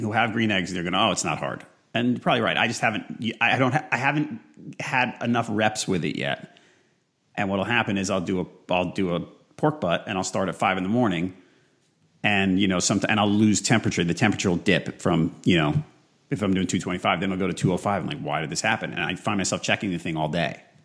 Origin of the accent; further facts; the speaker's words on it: New York, United States; I grew up in New York